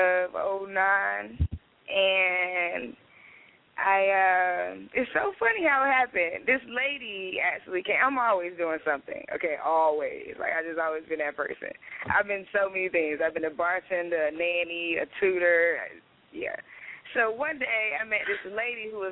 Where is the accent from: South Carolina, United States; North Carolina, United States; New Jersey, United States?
North Carolina, United States; Durham; I'm from North Carolina, Durham, born and raised